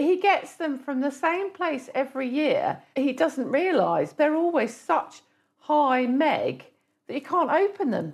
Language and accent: English; Surrey, South East England, United Kingdom; I'm naturally from Surrey